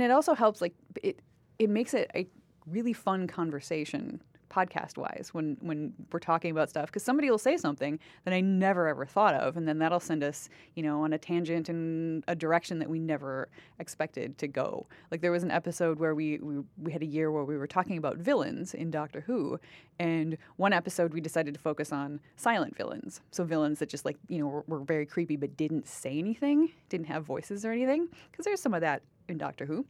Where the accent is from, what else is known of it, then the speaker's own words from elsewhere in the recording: Wisconsin, United States; moved away as an adult; now in Canada; I grew up with Wisconsin being in the top ten of, like, the schools, school systems in the United States